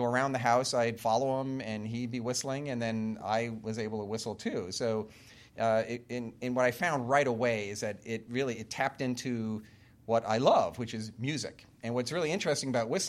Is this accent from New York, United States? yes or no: yes; Long Island, New York, United States; I grew up on Long Island in New York